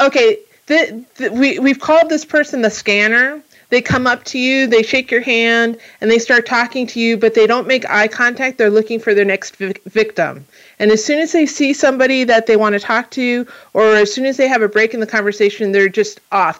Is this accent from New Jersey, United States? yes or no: yes; New Jersey, United States; now in California, United States; I'm from New Jersey